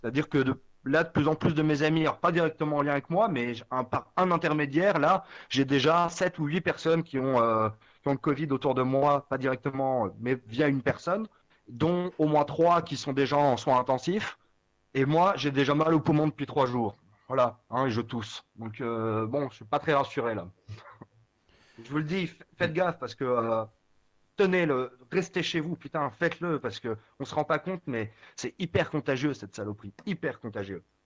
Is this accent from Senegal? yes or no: no; Vosges, Grand Est, France; now in Strasbourg, France; je suis originaire des Vosges. Maintenant, j'habite à Strasbourg